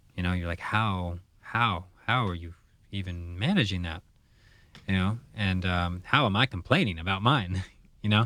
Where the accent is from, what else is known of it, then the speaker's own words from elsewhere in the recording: United States; as a kid growing up in the United States